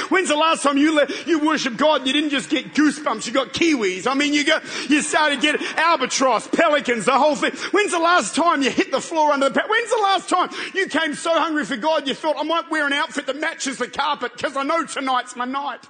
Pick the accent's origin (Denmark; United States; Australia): Australia; I'm from Australia.